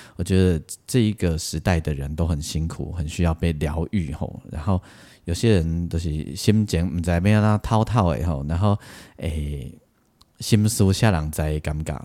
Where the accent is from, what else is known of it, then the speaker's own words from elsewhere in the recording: Taiwan; 我们台湾人